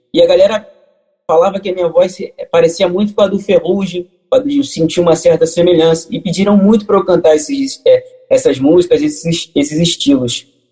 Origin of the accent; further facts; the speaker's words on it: Rio de Janeiro, Brazil; Eu moro aqui no Rio de Janeiro, tá nascido e criado aqui no Catete